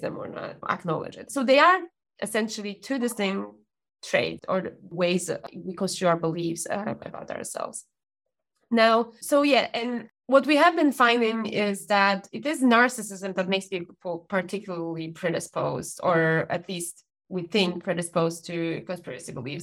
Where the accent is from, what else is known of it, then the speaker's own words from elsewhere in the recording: Poland; moved away as an adult; now in United Kingdom; Growing up in Poland